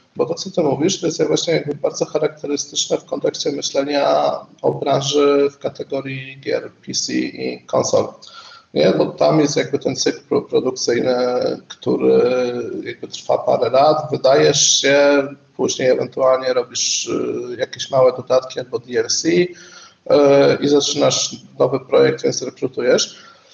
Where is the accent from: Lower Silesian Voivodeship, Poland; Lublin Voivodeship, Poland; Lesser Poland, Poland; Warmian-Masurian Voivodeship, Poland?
Lesser Poland, Poland; Kraków; Jestem z Krakowa i całe moje życie zawodowe też się kręci e, w Krakowie